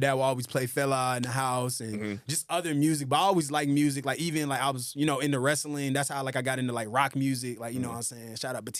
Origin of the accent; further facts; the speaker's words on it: Atlanta, Georgia, United States; also born or lived in Brooklyn, New York; I was born in Brooklyn, New York, but raised in Atlanta, Georgia my whole life. So my mom's from Brooklyn. My dad's from Nigeria, actually.